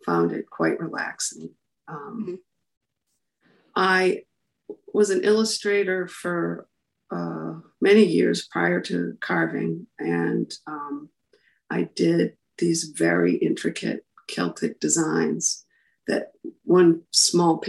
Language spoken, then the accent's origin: English; Tilton, New Hampshire, United States; also born or lived in Plymouth, New Hampshire; So I grew up in Tilton